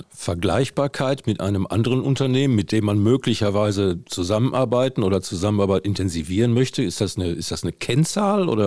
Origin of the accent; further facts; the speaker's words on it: North Rhine-Westphalia, Germany; Da kommt man gern mal von Hölzchen auf Stöckchen, wie man bei uns in Westfalen sagt.